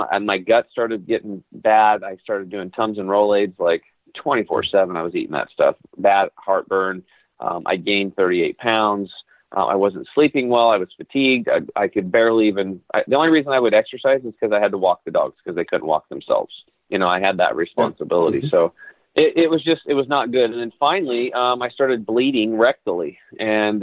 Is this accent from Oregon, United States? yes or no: yes; La Grande, Oregon, United States; I grew up over in Eastern Oregon in a town called LeGrand